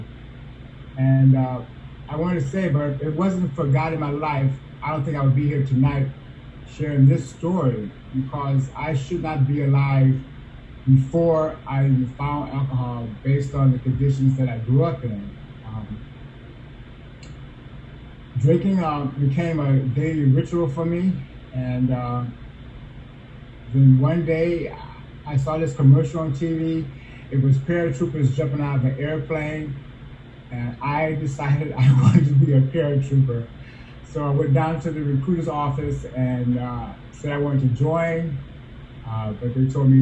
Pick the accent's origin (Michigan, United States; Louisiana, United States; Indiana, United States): Indiana, United States; South Bend; also born or lived in Omaha, Nebraska; I was born in Omaha, Nebraska, abandoned by my parents, raised by my grandmother in South Bend, Indiana